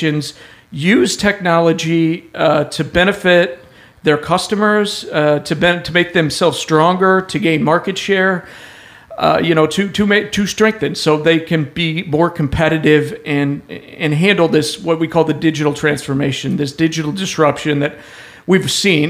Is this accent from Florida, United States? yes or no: no; Denver, Colorado, United States; moved away as an adult; now in Oklahoma City, United States; I'm from Denver